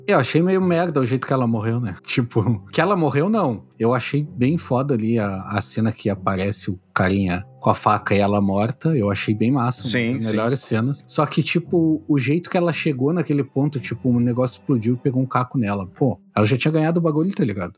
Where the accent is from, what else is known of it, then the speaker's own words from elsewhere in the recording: Brazil; Sou brasileiro médio